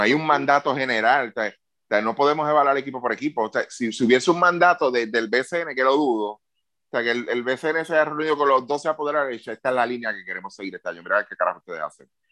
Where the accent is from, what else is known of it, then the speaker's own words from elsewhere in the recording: Puerto Rico; como puertorriqueño